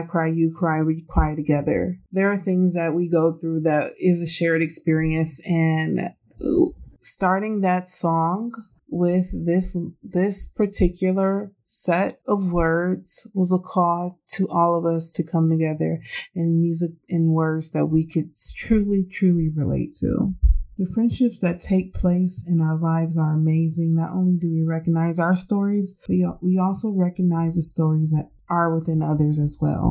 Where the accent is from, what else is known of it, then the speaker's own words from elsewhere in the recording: United States; being Black American